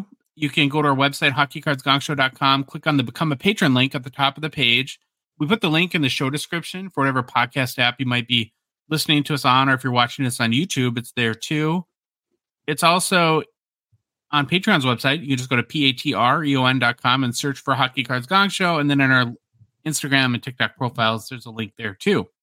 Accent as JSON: {"language": "English", "town": "Hibbing", "region": "Minnesota", "country": "United States", "tie": "born or raised there", "moved": "yes", "said": "my hometown, Hibbing, Minnesota"}